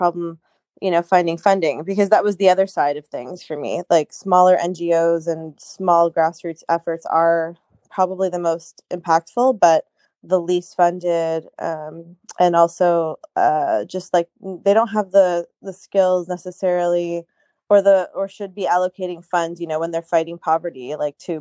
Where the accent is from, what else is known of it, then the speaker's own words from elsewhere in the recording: Canada; I live in Canada. I grew up in Canada